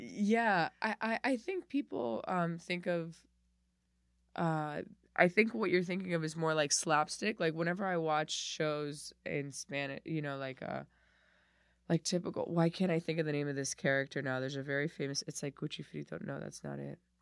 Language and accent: English; Miami, Florida, United States; moved away as an adult; now in New York, United States; I was there from, like, zero to twenty-eight